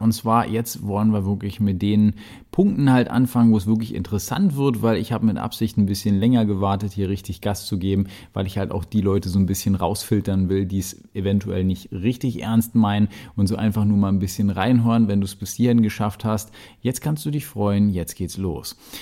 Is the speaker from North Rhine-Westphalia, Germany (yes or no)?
no; Berlin, Germany; ich rede halt so einfach, wie ja, mir die Schnauze gewachsen ist, denn ich komme aus Berlin